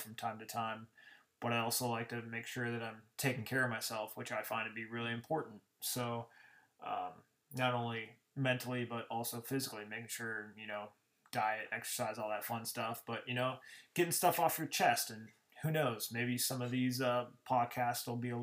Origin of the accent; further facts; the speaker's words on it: Glendale, Arizona, United States; I hail from Glendale, Arizona